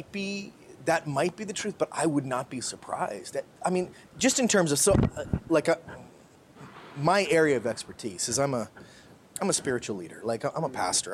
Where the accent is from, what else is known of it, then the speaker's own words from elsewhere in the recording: Canada; moved away as an adult; So when I think about me as a Canadian, I didn't leave Canada